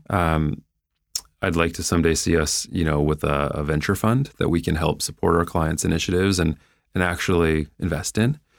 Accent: Cleveland, Ohio, United States; moved away as an adult; growing up in Cleveland

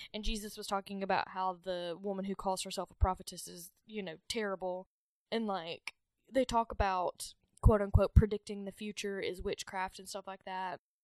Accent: the South, United States; I grew up in the South.

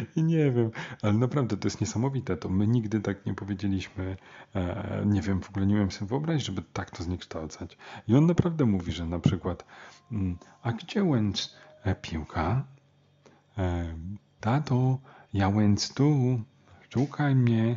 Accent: Warsaw, Masovian Voivodeship, Poland; taki jestem e, warszawiak

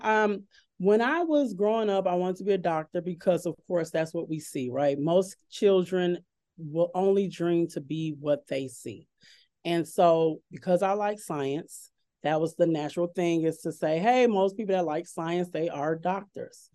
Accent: Chicago, Illinois, United States; moved away as an adult; now in Oak Ridge, United States; I'm originally from Chicago, Illinois

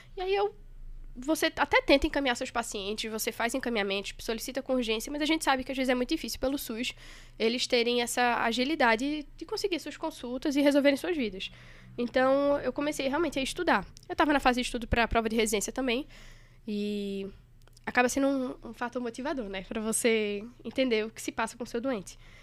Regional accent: Recife, Pernambuco, Brazil; moved away as an adult; now in São Paulo, Brazil; sou recifense carteirinha

